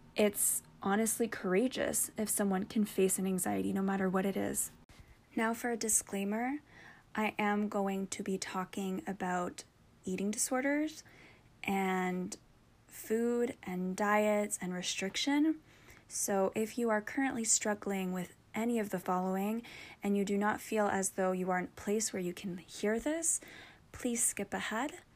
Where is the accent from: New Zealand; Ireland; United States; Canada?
Canada; I'm also Canadian, and my blood is 90% maple syrup